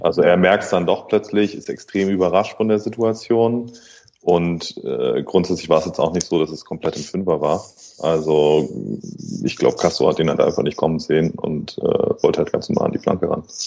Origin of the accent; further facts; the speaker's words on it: near Backnang, Swabia, Baden-Württemberg, Germany; moved away as an adult; now in Berlin, Germany; ich bin letztendlich da unten in der Region groß geworden. Ähm, genau, und habe auch immer auf einem typischen schwäbischen Dorfverein halt gekickt, in der Nähe von Backnang